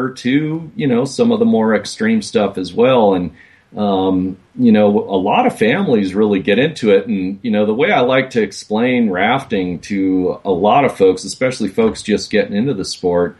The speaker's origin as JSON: {"language": "English", "town": "Racine", "region": "Wisconsin", "country": "United States", "tie": "born or raised there", "said": "I grew up in Racine, Wisconsin"}